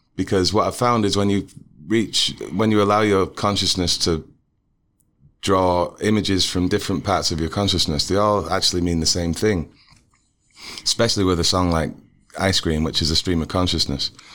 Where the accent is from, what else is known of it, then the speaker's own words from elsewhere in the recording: Manchester, North West England, United Kingdom; also born or lived in Kansas City; now in Ohio, United States; I grew up in Manchester, England